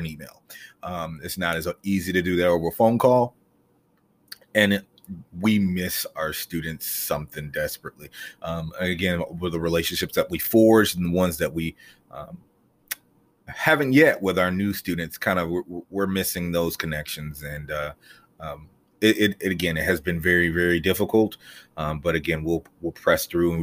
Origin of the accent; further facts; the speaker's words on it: Greensboro, North Carolina, United States; I am from Greensboro, believe it or not. There's a lot of people who I meet in Greensboro who are not from Greensboro. But I am from Greensboro. I am a graduate of Dudley High School.